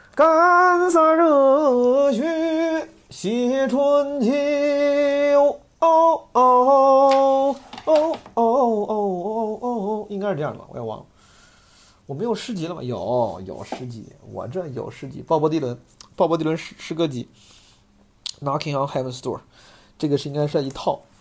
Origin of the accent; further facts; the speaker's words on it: Zhengzhou, Henan, China; moved away; 我那天回老家，回郑州